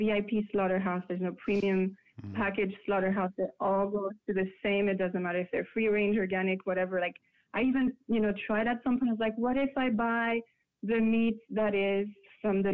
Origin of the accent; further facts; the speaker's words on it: France; moved away as an adult; now in United States; it was really scary in France when I said I was gonna be vegetarian